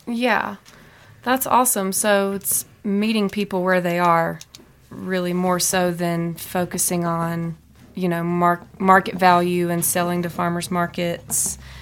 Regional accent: Mississippi, United States; moved away as an adult; now in Butte, United States; I'm originally from Mississippi.

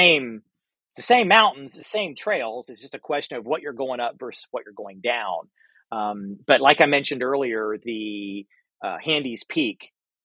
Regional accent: Florida, United States; I'm from Florida

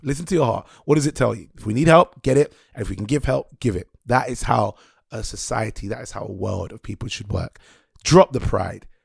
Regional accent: United Kingdom; we believe as British people

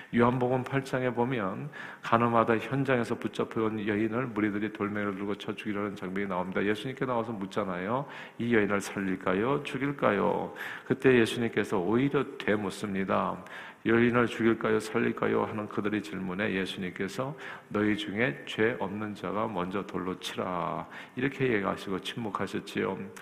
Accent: South Korea; now in United States; 저도 한국 사람 중에 한 사람으로서

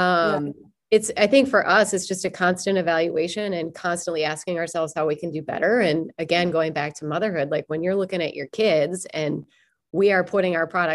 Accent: Minnesota, United States; accent: Minnesotan; my Minnesotan accent

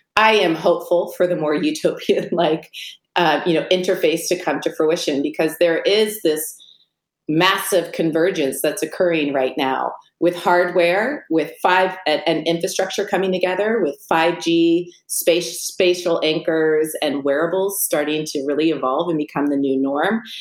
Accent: Silicon Valley, California, United States; I grew up in the Silicon Valley

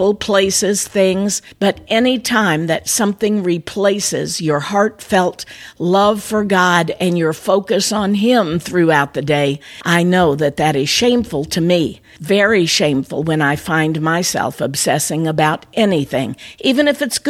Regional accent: Tennessee, United States; I was born in Tennessee

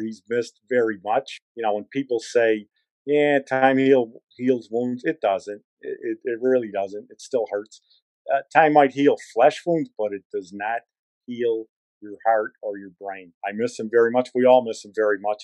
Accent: Chicago, Illinois, United States; we used to walk from West Pullman on the far south side of Chicago

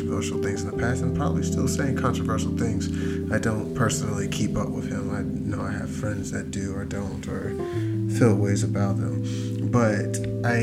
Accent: United States; as an American

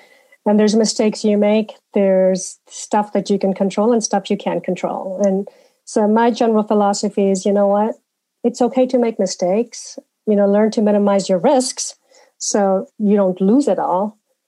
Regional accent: Malawi; also born or lived in India; now in United States; I grew up in Africa, Malawi, in India, and sort of, you know, that's sort of where my early childhood and living was. Then I came to the U.S.

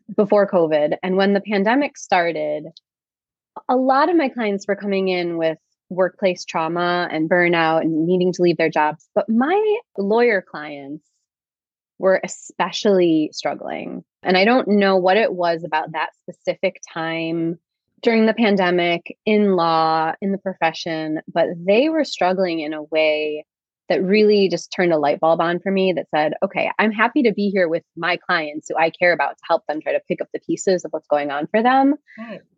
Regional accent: Chicago, Illinois, United States; I grew up in Chicago

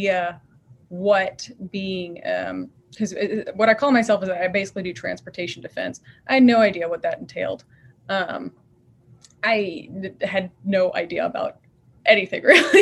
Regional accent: Virginia, United States; moved away as an adult; now in San Antonio, United States; I'm from Virginia originally

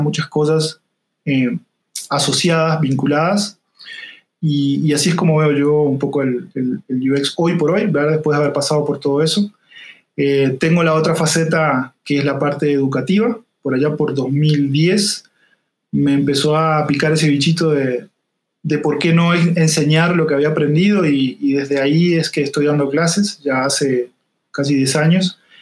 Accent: Salto, Uruguay; accent: leve acento; moved away as an adult; now in Costa Rica; Yo no soy de Montevideo, soy de una ciudad del interior que se llama Salto

